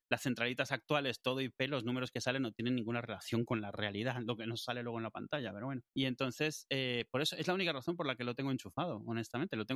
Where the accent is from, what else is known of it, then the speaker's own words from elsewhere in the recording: Madrid, Community of Madrid, Spain; Eh, de Madrid, yo soy de Madrid, quiero que me llame alguien de aquí.